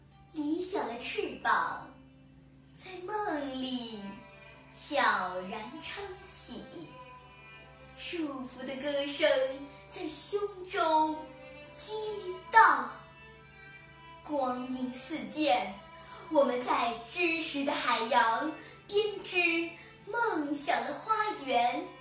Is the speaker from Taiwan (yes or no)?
no; Nanning, Guangxi, China; 我是来自广西南宁的